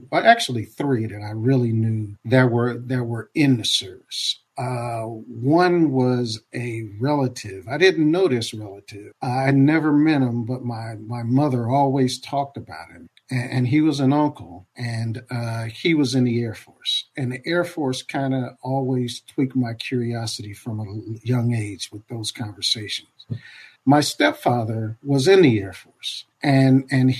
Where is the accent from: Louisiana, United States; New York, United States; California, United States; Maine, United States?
California, United States; Compton; I grew up mainly in the Los Angeles area. I'm a survivor of Compton